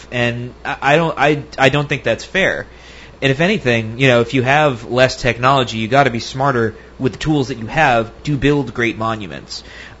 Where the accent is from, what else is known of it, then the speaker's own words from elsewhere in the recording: United States; just from my experience growing up in the American educational system